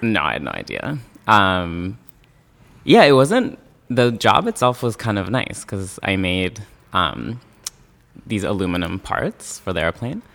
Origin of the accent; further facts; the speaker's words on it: Yokneam, Haifa District, Israel; moved away as an adult; now in New York City, United States; I grew up in Yoke Now, which is a suburb of Haifa